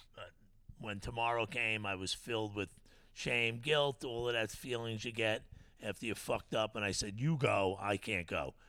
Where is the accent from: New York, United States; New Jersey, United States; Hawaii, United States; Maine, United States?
New York, United States; Bellport; where I grew up in Bellport